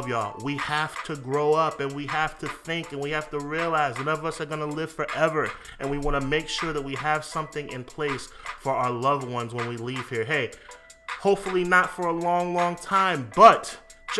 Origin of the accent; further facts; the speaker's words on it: New York, United States; I'm from New York myself